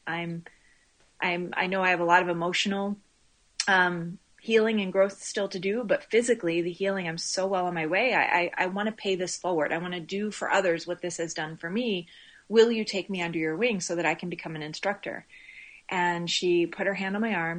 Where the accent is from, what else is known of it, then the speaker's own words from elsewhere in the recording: Laurel, Maryland, United States; also born or lived in Baltimore, Maryland / Midwest; now in Aliso Viejo, United States; raised just north of the D.C. area in Maryland.